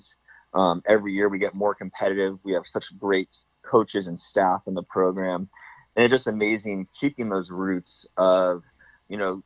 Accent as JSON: {"language": "English", "town": "Redondo Beach", "region": "California", "country": "United States", "tie": "born or raised there", "said": "I was born and raised in Redondo Beach."}